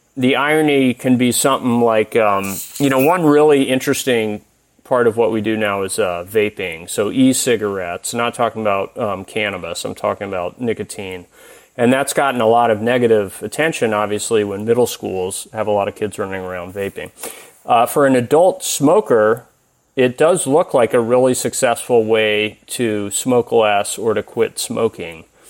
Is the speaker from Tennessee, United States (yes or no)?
yes; Tennessee, United States; moved away; I'm originally from Tennessee